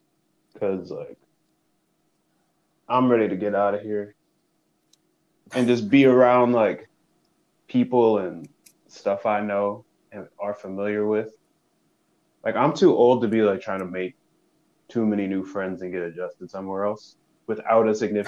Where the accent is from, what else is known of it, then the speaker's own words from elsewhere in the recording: Canada; now in Cleveland, United States; when I moved here, and I told people I was from Canada